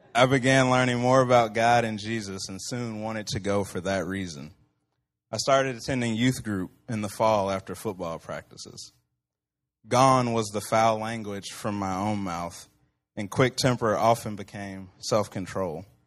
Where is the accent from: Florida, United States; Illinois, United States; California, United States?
Illinois, United States; Central; also born or lived in Texas; I was born in Texas, raised here in Central Illinois